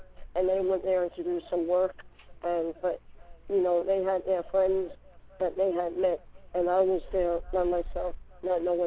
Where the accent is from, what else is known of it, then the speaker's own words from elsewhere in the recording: New York, United States; I'm from New York